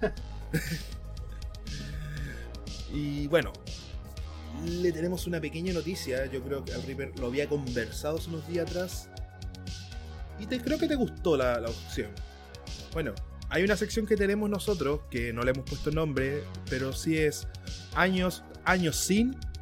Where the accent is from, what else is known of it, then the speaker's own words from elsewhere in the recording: Chile; yo soy, soy chileno